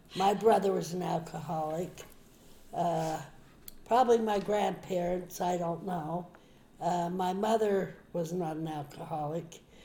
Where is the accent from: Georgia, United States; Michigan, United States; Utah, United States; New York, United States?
Utah, United States; Park City; we grew up in Park City in Deer Valley.